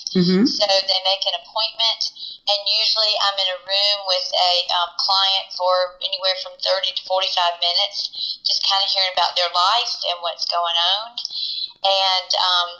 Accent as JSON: {"language": "English", "town": "Columbia", "region": "South Carolina", "country": "United States", "tie": "born or raised there", "said": "I grew up in Columbia"}